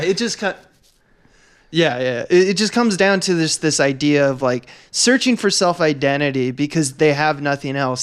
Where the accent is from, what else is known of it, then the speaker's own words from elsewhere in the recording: Northern California, United States; moved away; I come from Northern California